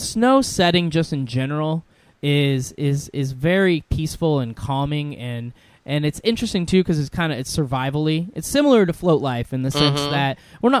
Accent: Washington, United States; I grew up here in Washington

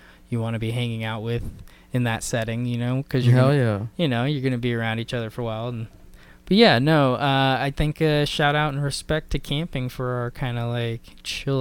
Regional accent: Olympic Peninsula, Washington, United States; so I grew up in the Olympic Peninsula, which is one of the national parks, and so camping was kind of a way of life out there.

